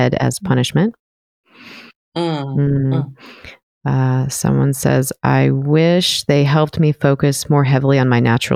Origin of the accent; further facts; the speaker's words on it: Southern California, United States; moved away; also born or lived in Washington; I grew up in Southern California